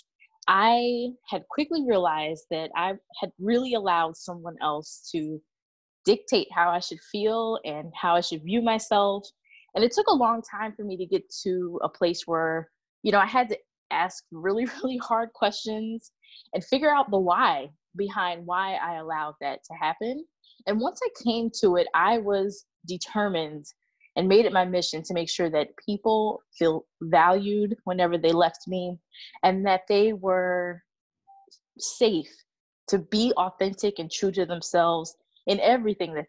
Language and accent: English; New Jersey, United States; moved away as an adult; also born or lived in Atlanta / Austin; now in Seattle, United States; I was born and raised in New Jersey